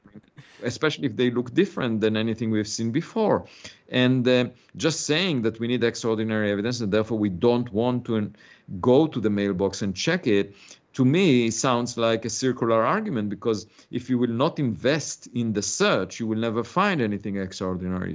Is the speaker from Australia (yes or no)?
no; Israel; moved away as an adult; also born or lived in Princeton, United States; now in United States; I was born in Israel. I had to serve in the military